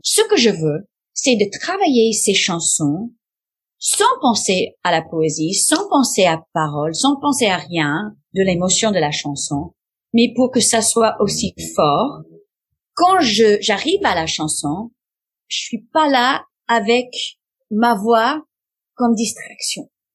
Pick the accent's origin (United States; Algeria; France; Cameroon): United States; French is a second language; je suis américaine